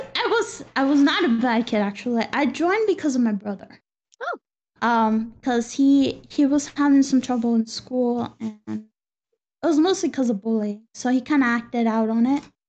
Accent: Texas, United States; now in Spain; it's the first time I've been out of Texas

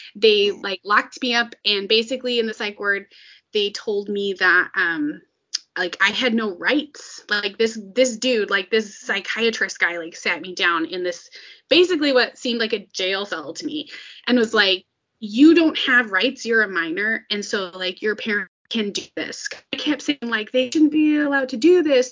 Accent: suburbs of Minneapolis–St. Paul, Minnesota, United States; I grew up in Minnesota and um, in like the suburbs of Minneapolis, St. Paul

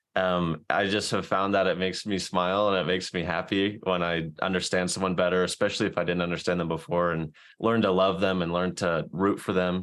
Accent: South Carolina, United States; now in Salt Lake City, United States; I'm from South Carolina. I'm currently living in Salt Lake City

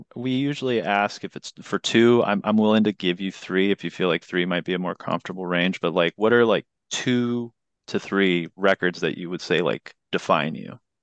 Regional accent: California, United States; my home state of California

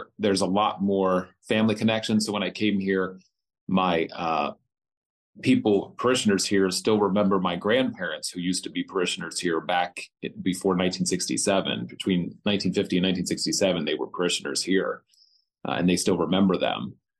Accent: East Berlin, Pennsylvania, United States; also born or lived in Hanover, Pennsylvania; I was born here in Hanover, where I live now. I grew up in East Berlin and went to Bermudian Springs School.

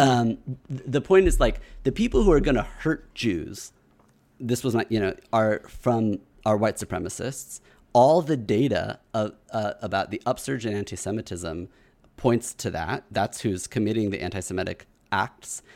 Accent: Kansas City, United States; moved away; I'm from Kansas City where there was a white supremacist shooting at my, the Hebrew Day school that I went

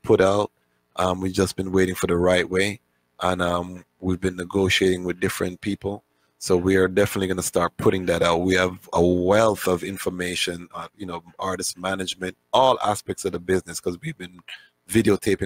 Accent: Toronto, Ontario, Canada; moved away; also born or lived in Kingston, Jamaica; I'm from Kingston, Jamaica. Grew up in Toronto, Canada

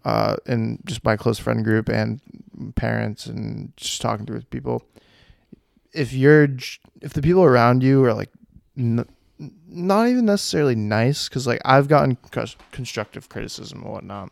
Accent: Westford, United States; also born or lived in Essex; I grew up in Westford and then we moved to Essex

